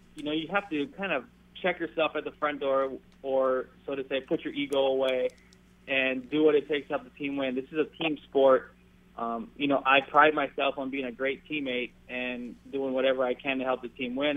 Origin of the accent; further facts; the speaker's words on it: Maui, Hawaii, United States; moved away as an adult; now in Southern California, United States; my hometown of uh, Maui, Hawaii